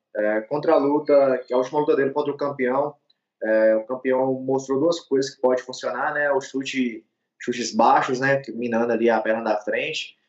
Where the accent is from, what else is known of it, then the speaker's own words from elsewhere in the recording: Montes Claros, Minas Gerais, Brazil; Eu sou mineiro, nascido aqui na cidade de Montes Claros.